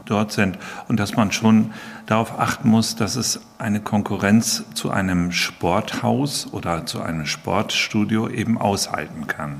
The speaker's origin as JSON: {"language": "German", "town": "Friesoythe", "region": "Lower Saxony", "country": "Germany", "tie": "born or raised there", "said": "Ich bin nun als kleiner Junge hier schon im SV Hansa groß geworden"}